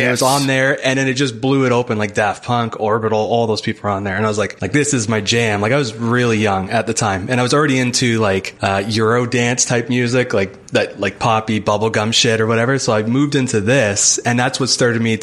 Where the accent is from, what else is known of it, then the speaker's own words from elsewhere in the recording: Hamilton, Ontario, Canada; I'm from Hamilton, Ontario. It's just outside Toronto